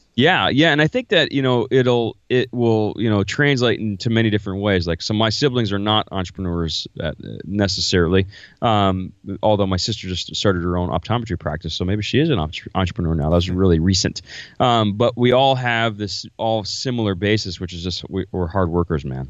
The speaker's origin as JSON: {"language": "English", "region": "Florida", "country": "United States", "moved": "as an adult", "lives_now": "Iowa, United States", "said": "I'm originally from Florida."}